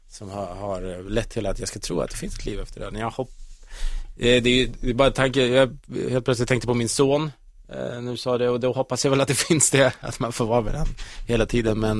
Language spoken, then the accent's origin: Swedish; Kolsva, Västmanland, Sweden; moved away as an adult; also born or lived in Uddevalla; now in Stockholm, Sweden; utan jag är uppvuxen i Kolsva, en liten bystad bredvid Köping, Västerås, mm. 14 mil från Stockholm. Så jag flyttade hit för, för, för jobb och för, ja.